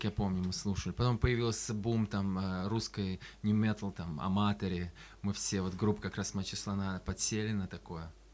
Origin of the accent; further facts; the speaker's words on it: Astrakhan, Astrakhan Oblast, Russia; я из Астрахани